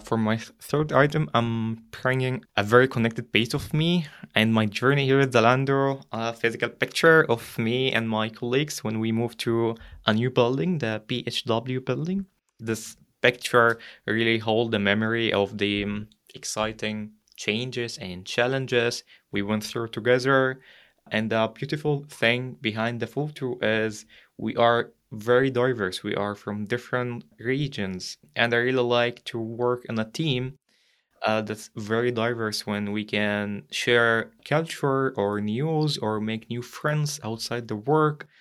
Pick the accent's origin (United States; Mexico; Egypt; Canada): Egypt; moved away as an adult; now in Germany; I'm from Egypt and, like, Europe is just a, a new continent for me.